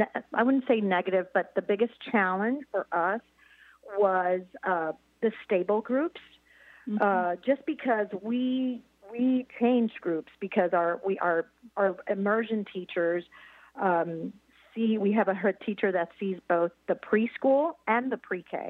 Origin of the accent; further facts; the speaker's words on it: Puerto Rico; now in Columbia, Missouri, United States; I'm from Puerto Rico, which is a territory, but yeah, I wasn't born here in the United States